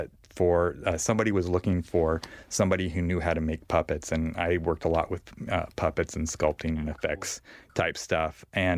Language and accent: English; Bakersfield, California, United States; I grew up in Bakersfield, but we would get a channel from L.A. called KTLA, Channel 5.